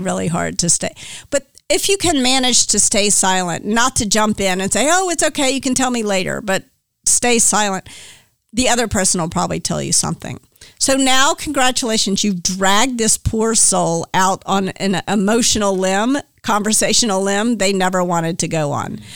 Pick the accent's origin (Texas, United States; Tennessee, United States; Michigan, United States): Tennessee, United States; Memphis; moved away as an adult; also born or lived in New York; now in California, United States; I grew up in Memphis, Tennessee